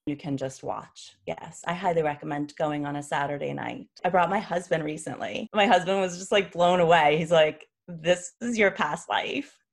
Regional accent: New York City, New York, United States; I grew up in New York City

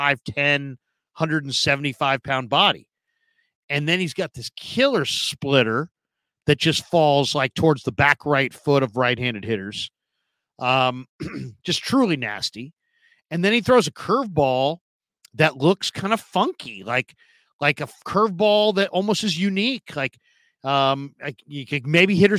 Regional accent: San Francisco, California, United States; growing up in San Francisco

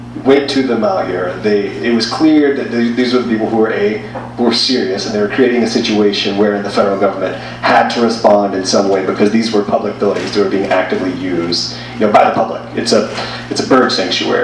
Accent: Georgia, United States; moved away as an adult; also born or lived in Colorado; I'm also from back east, I'm from Georgia

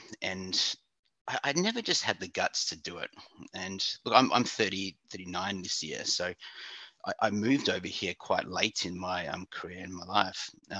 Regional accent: Perth, Western Australia, Australia; moved away as an adult; now in Kuala Lumpur, Malaysia; I'm originally from Perth in Australia. So grew up there my whole life and decided that I wanted to come to Asia, start a new life. What was about 4 years ago. So currently now living in Kuala Lumpur, Malaysia.

